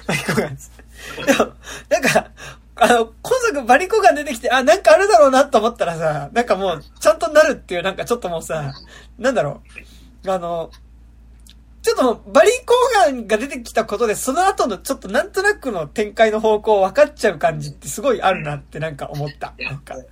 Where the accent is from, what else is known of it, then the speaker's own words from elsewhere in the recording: Tokyo, Japan; 東京生まれだけどさ